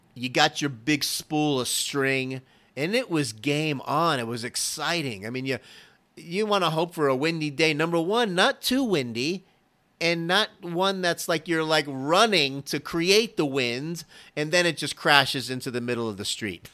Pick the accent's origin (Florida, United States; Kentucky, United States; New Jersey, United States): Florida, United States; now in Dallas, United States; I'm originally from Florida